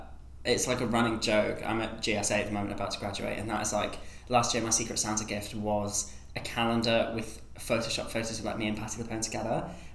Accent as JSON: {"language": "English", "town": "Sunderland", "region": "North East England", "country": "United Kingdom", "tie": "born or raised there", "said": "I grew up in Sunderland, which is like way up north. Somehow never really had a very strong Sunderland accent."}